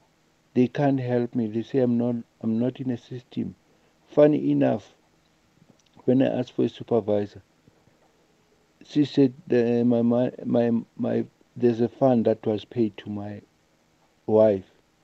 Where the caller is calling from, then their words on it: Soweto, Gauteng, South Africa; from Soweto.